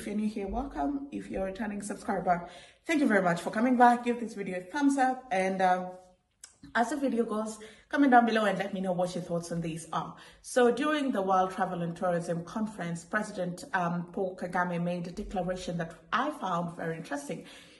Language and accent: English; Kenya; I said, I'm Kenyan. I don't need a visa to go to South Africa.